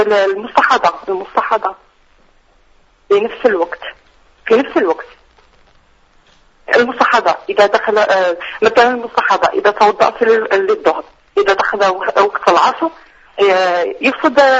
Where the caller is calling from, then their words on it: Iraq; الله يجزاك خير إن شاء الله أنا من العراق